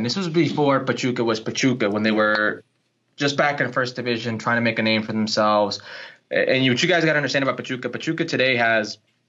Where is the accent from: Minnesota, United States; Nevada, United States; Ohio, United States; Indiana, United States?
Nevada, United States; Las Vegas; moved away as an adult; also born or lived in Los Angeles, California / Oxnard, California; But I was raised in Vegas up until like 10 to 18 years old, and then I left, and I've just been nomading about, man.